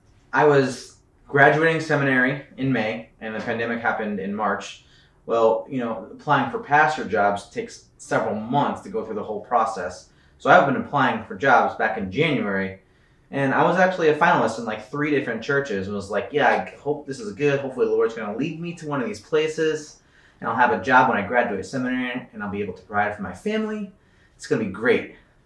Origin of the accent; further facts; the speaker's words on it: St. Louis, Missouri, United States; moved away; Now I came from St. Louis. St. Louis is hotter and humider.